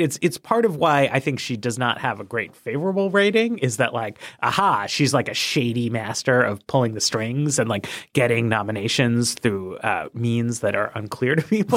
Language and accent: English; New York, United States; I'm a New Yorker. I, I was living there in the state at the time.